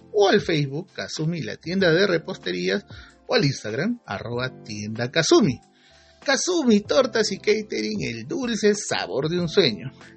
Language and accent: Spanish; Peru; como peruanos que somos